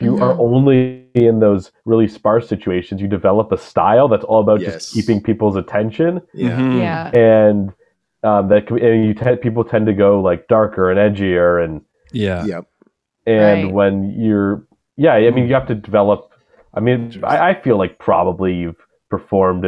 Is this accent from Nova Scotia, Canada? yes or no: no; Toronto, Ontario, Canada; moved away as an adult; now in Vancouver, Canada; I very much grew up in Toronto